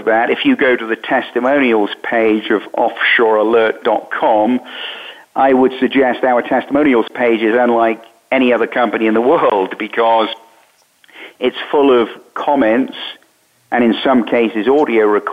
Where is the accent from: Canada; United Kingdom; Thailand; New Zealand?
United Kingdom; moved away as an adult; also born or lived in Bermuda; now in United States; I was born in Britain. I was trained as a journalist in Britain